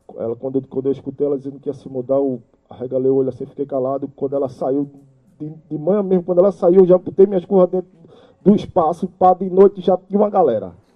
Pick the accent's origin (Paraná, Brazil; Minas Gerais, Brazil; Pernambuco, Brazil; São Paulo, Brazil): Pernambuco, Brazil; Recife; also born or lived in Brasília; vim lá de Brasília, dentro de um Fusca com minha família. E cheguei aqui em Recife